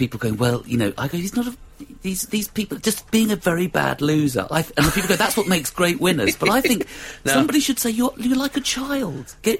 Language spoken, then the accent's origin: English; London, United Kingdom; We live up in North London now. I grew up in West London